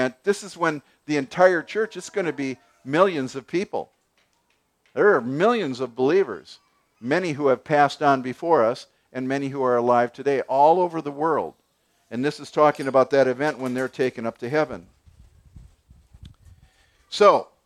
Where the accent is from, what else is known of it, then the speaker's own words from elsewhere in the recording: United States; We're American